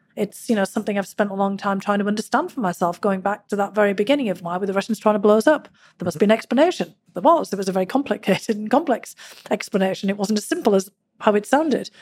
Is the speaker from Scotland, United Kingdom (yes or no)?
no; Durham, North East England, United Kingdom; now in United States; growing up in Northern England. The Durham miners that I was part of for generations